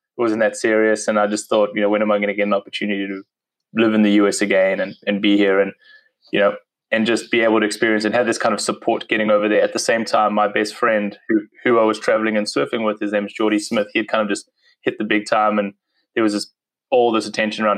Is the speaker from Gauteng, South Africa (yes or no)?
no; Cape Town, Western Cape, South Africa; accent: South African; moved away as an adult; also born or lived in Durban; now in United States; So I moved in 2009 from South Africa. I grew up in Cape Town, which is kind of the most southern part.